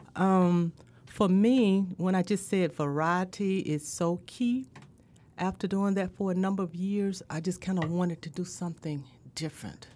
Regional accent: Indianola, Mississippi, United States; also born or lived in Greenville, Mississippi / Starkville, Mississippi; I'm from Indianola, Mississippi, born and bred

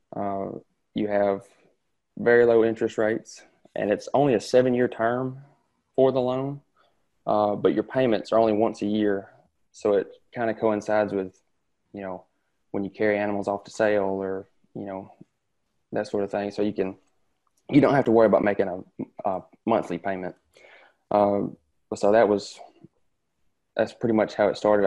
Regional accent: Tishomingo County, Mississippi, United States; I'm from Tishomingo County.

